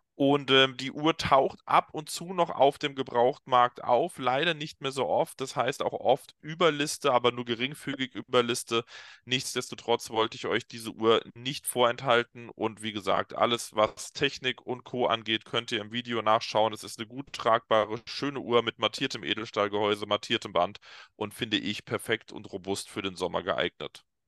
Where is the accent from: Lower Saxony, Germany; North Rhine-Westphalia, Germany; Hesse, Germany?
Hesse, Germany; Darmstadt; Darmstadt, meiner Heimatstadt bzw. Geburtsstadt